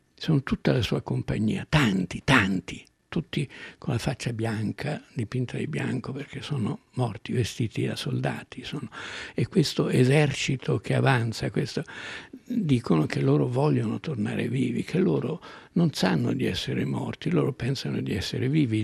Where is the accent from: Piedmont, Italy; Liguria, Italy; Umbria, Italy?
Umbria, Italy; al mio paese in Umbria quando ero piccolo